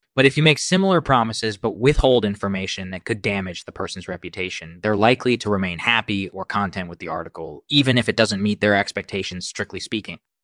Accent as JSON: {"language": "English", "country": "India", "moved": "as an adult", "lives_now": "United States", "said": "I'm originally from India, and I've been living in the United States for the last ten years or so."}